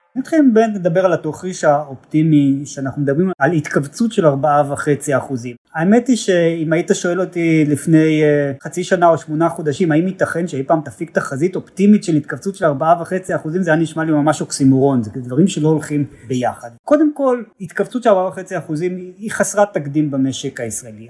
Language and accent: Hebrew; Israel; אנחנו ישראלים